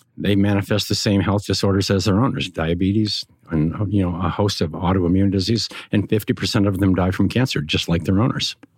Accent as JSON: {"language": "English", "region": "Montana", "country": "United States", "tie": "born or raised there", "said": "I grew up in Montana"}